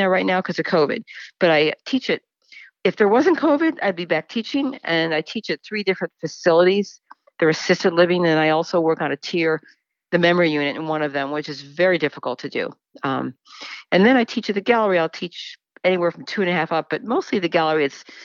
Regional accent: Rochester, New York, United States; I'm from Rochester, New York.

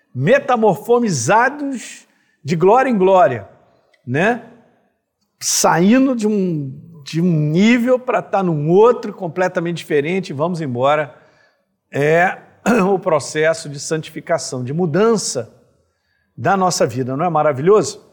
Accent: Brazil; sou brasileiro e tenho paixão por ser brasileiro

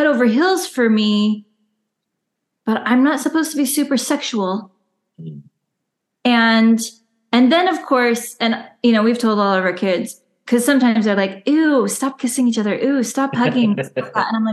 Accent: Southeast Idaho, United States; also born or lived in Utah; now in Oregon, United States; now we live in Oregon right now, but we both grew up in Southeast Idaho, and I grew up in Utah until I was 10.

